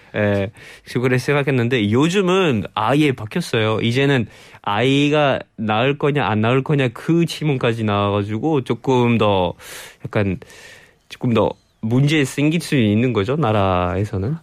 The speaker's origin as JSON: {"language": "Korean", "country": "France", "second_language": "Korean", "moved": "yes", "lives_now": "South Korea", "said": "프랑스에서 온"}